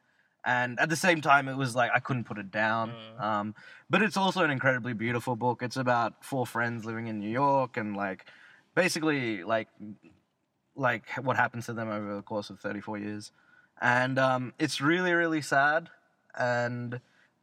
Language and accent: English; Australia; accent: Australian; I said I was Australian